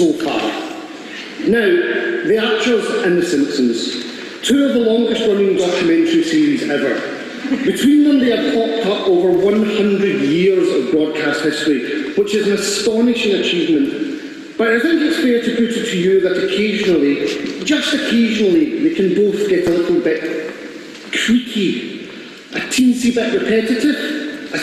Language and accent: English; Glasgow, Scotland, United Kingdom; I'm from Glasgow